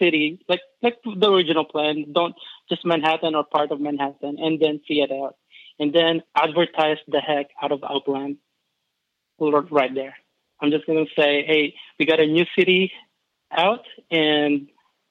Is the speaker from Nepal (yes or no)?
no; Philippines; now in Kentucky, United States; I'm not originally from Kentucky. I'm actually an immigrant from the Philippines.